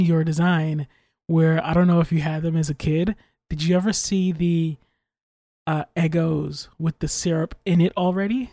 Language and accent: English; United States; I'm American